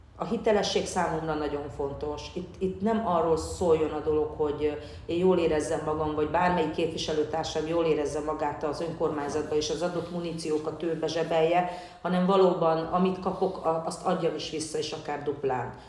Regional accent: Hungary; Én magyarként is ugyanúgy azonosulok, akár mint cigányként

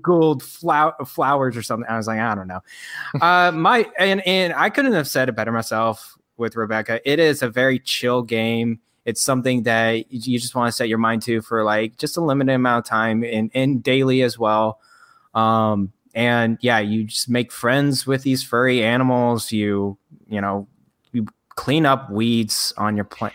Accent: Frisco, Texas, United States; my hometown, uh, Frisco, Texas

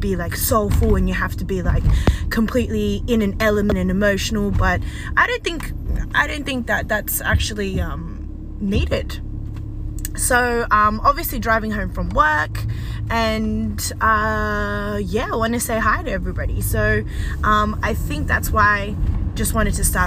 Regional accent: Australia; I'm Australian and I'm Chinese born. Well, okay, Australian born but Chinese

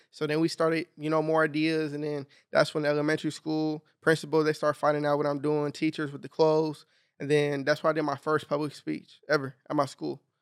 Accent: Long Beach, California, United States; I grew up in Long Beach, north

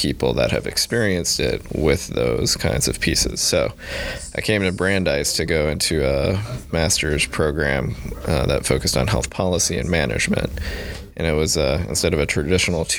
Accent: Illinois, United States; moved away as an adult; also born or lived in Seattle / San Diego; now in Boston, United States; I grew up in Illinois.

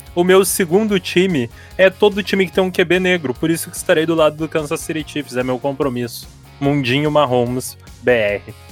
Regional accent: Rio Grande do Sul, Brazil; eu sou gaúcho

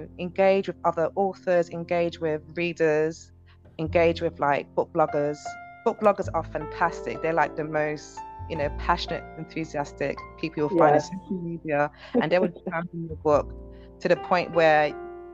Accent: United Kingdom; I'm British Nigerian

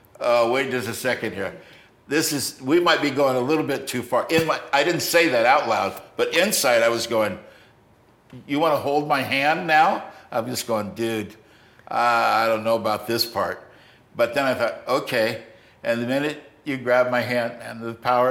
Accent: United States; I'm an American

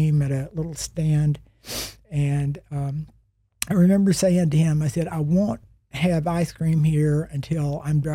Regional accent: Big Spring, Texas, United States; I was born in West Texas in Big Spring, and my father owned the grocery store

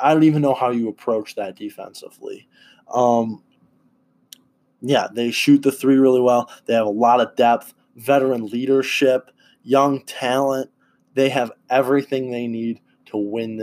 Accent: Wisconsin, United States; I'm a Bucks fan since I'm from Wisconsin.

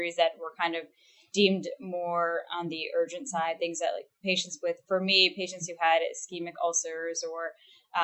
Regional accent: United States; now in Houston, United States; I'm actually from the Northeast of the country. So I grew up in the New Jersey, Philadelphia region

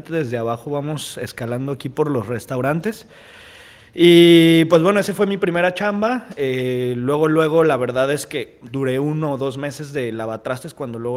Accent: Guadalajara, Jalisco, Mexico; moved away as an adult; also born or lived in Mazatlán; now in Manzanillo, Mexico; de allá de la ciudad de Guadalajara, que es de donde este, crecí, ¿no? Yo soy de Mazatlán

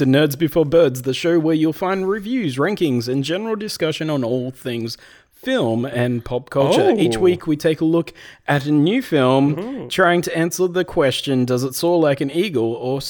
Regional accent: Australia; Well, we're Australian

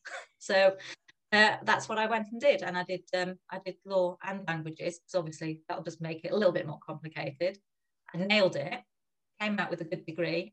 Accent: Germany; I've lived here, there and everywhere, but a big part of my childhood was growing up in Germany, and my parents were actually, when I look back now, very forward-looking, that they sent myself and my older brother to German schools.

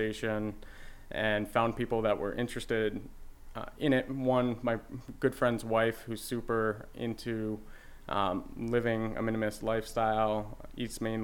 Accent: Simsbury, Connecticut, United States; also born or lived in New Haven, Connecticut; grew up in Simsbury, and I had a plot of land that was on some woods

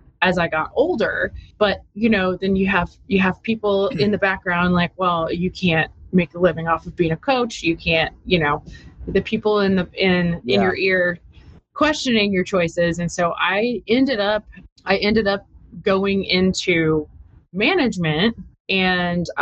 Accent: Austin, Texas, United States; I actually am from here, born and raised in Austin

